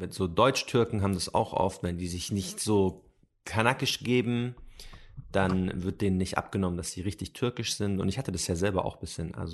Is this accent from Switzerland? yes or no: no; Palestine; Was ist Arabien? Ich komme aus Palästina.